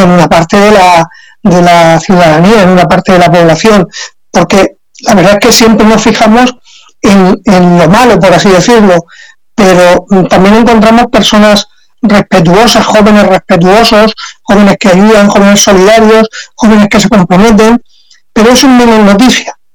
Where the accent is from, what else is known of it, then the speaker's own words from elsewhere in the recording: San Miguel de Salinas, Valencian Community, Spain; yo trabajé aquí en mi pueblo, entonces en San Miguel de Salinas